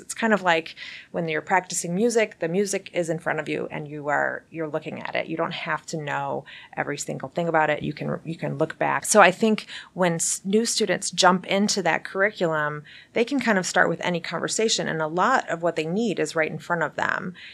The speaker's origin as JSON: {"language": "English", "country": "United States", "also_born_or_lived": "Belgium", "said": "as an American six-year-old"}